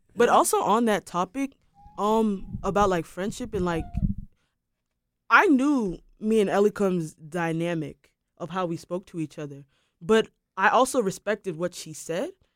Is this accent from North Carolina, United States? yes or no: yes; Durham, North Carolina, United States; I grew up in Durham